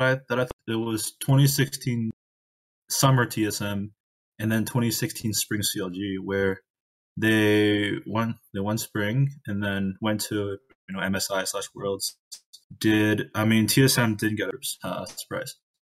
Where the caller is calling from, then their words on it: Toronto, Ontario, Canada; Calling from Toronto, Ontario.